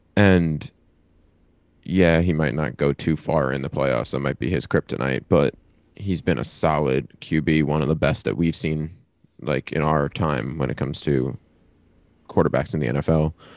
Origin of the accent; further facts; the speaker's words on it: New York, United States; moved away; I'm originally from New York